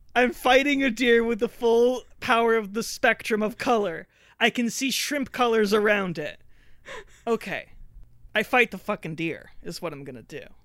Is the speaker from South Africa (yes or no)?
no; Canada; I'm just Canadian.